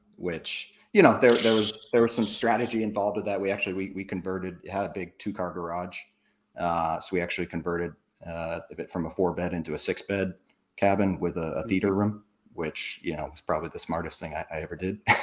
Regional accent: New Hampshire, United States; moved away as an adult; also born or lived in South Florida; I'm from New Hampshire originally, so uh, I I know the Boston area very very well. But yeah, I grew up up there, moved down South Florida when I was 18

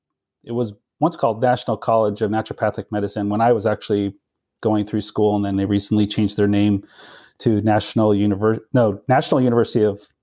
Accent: Meriden, Connecticut, United States; I was actually born in Connecticut, so like not too far from New Haven in Meriden.

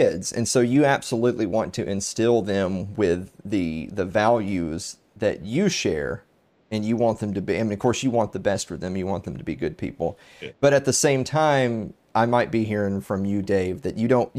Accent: the South, United States; I grew up, I'm from the South. I grew up in kind of that a tradition of sort of that Southern anarchy

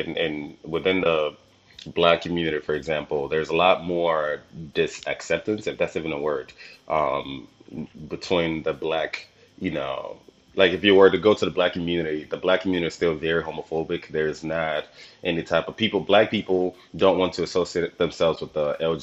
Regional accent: Nigeria; I'm Nigerian

